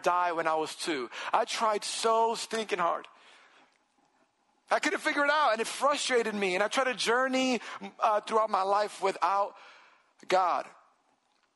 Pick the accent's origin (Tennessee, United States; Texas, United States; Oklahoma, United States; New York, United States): New York, United States; New York City; I'm from New York City and I lived in Washington Heights, Upper Manhattan area my whole life.